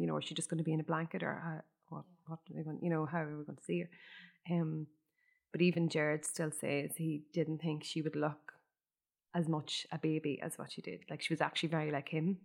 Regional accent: Ireland; every Irish person growing up in Ireland

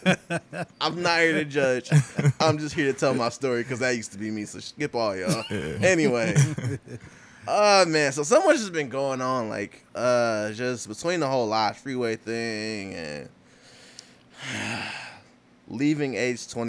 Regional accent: Detroit, Michigan, United States; I was born in the East.

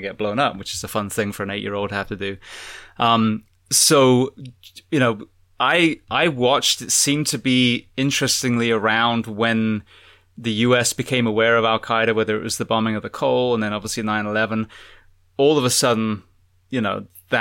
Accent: United Kingdom; moved away; being British

